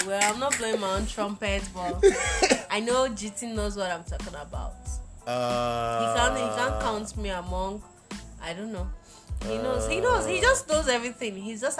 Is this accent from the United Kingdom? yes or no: no; Nigeria; first language Isoko; English is a second language; I'm a Nigerian. English is not my language.